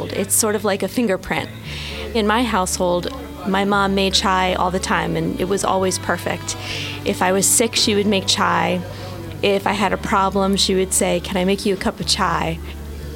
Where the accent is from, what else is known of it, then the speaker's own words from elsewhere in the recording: Jersey City, New Jersey, United States; I'm from Jersey City, New Jersey